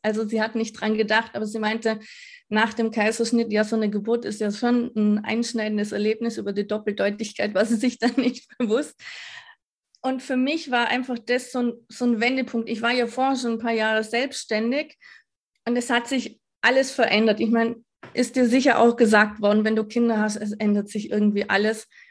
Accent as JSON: {"language": "German", "region": "Vorarlberg", "country": "Austria", "said": "Ich komme aus Vorarlberg, also Westösterreich"}